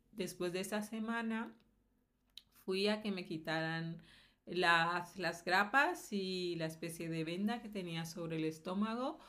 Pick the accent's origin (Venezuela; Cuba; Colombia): Colombia; now in Valencia, Spain; de Colombia